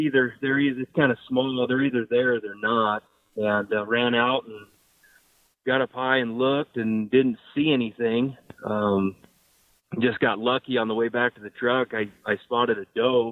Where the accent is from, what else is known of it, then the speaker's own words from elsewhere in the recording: Nebraska, United States; I'm from Nebraska